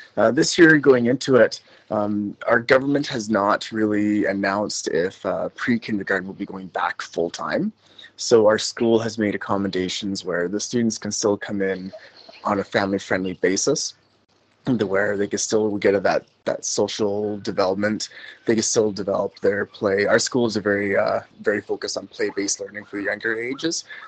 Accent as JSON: {"language": "English", "country": "Canada", "also_born_or_lived": "Alberta, Canada", "moved": "as an adult", "lives_now": "Macau", "said": "I am in Macau right beside Hong Kong. I'm originally Canadian."}